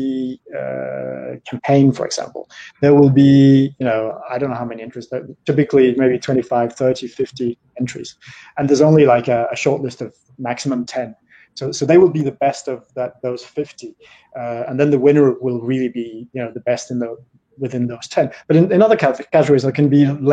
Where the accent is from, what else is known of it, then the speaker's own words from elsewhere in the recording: Denmark; now in Paris, France; I'm Danish, but I've been in France for more years than I lived in Denmark